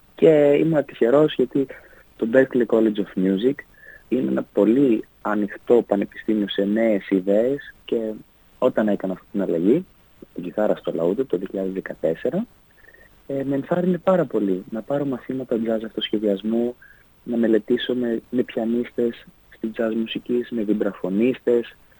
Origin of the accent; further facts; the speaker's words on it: Ioannina, Epirus, Greece; also born or lived in Pogoni / Klimatia, Ioannina; μεγάλωσα στα Γιάννα